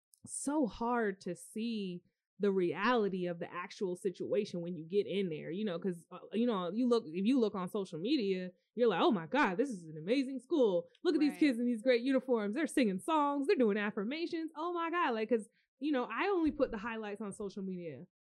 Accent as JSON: {"language": "English", "region": "North Carolina", "country": "United States", "tie": "born or raised there", "said": "Like even growing up in North Carolina, there were, you know, situations where people were teaching children of people that they taught."}